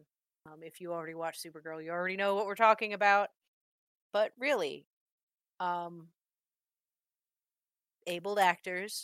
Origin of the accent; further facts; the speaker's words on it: Ohio, United States; I'm from Ohio, not Portland